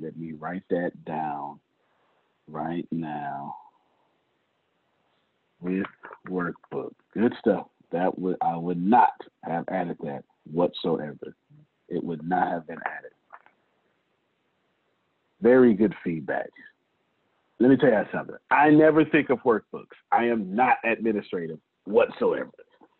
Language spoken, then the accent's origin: English; Nigeria; I'm from Nigeria. I would love to be a part of this, but I don't know if I'm eligible for the opportunity. Yes, you are. I am Nigerian.